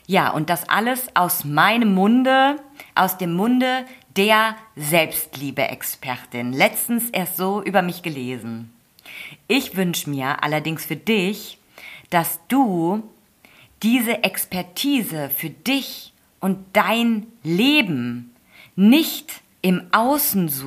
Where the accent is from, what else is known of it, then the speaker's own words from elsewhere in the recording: Germany; Und klar, für mich als Deutsche zuerst mal gut zu verstehen mit dem gesunden Menschenverstand.